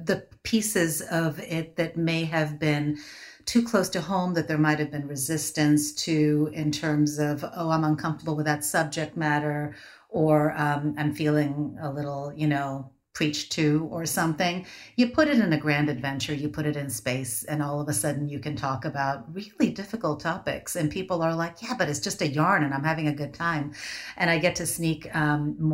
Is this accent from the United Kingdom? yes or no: no; India; moved away; being Indian